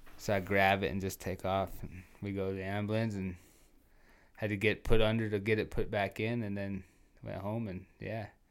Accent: Trenton, North Dakota, United States; moved away as an adult; also born or lived in Williston, North Dakota; I actually grew up in Trenton. I was born in Williston.

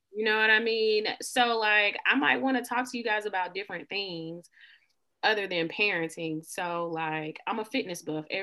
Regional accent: the South, United States; I say y'all a lot in real life. I'm from the South

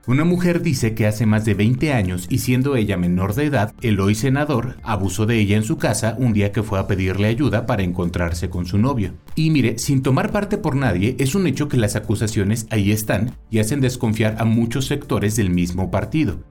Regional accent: Querétaro, Mexico; los querétanos somos gente mocha, somos el Utah de México, somos muy conservadores

